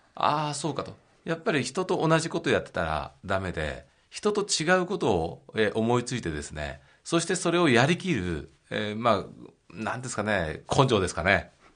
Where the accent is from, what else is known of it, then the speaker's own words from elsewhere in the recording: Maebashi, Gunma, Japan; now in Tokyo, Japan; 出身地は群馬の前橋です